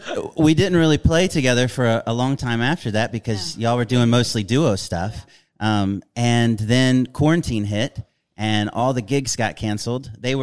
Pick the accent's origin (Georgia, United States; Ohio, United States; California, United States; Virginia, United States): Virginia, United States; moved away as an adult; now in Nashville, United States; So I'm from Virginia, actually, and I moved to Nashville for college to study fiddle.